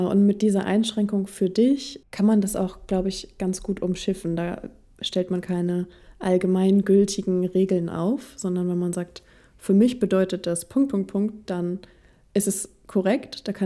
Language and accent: German; Germany